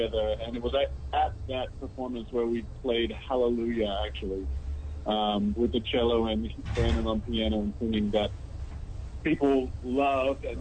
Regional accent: Australia; moved away as an adult; also born or lived in Long Beach, California; now in Philadelphia, United States; I'm the Australian

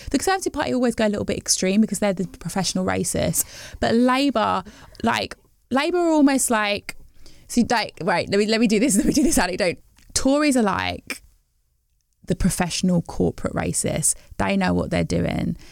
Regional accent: West Midlands, United Kingdom; growing up in the West Midlands and a predominantly white town

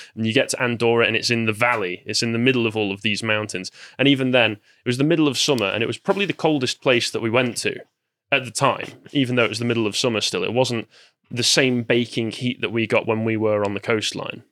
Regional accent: near Manchester, north of England / Midlands, United Kingdom; some would argue that I'm from the Midlands, but I'm, I consider myself from the North. I'm close enough to Manchester to consider myself a Northman.

